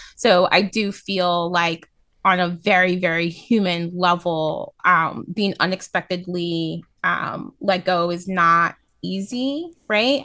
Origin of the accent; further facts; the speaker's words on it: New York City, New York, United States; as a New Yorker